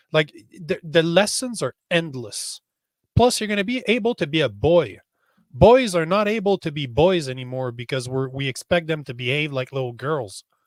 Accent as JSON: {"language": "English", "country": "Canada", "said": "as a Canadian"}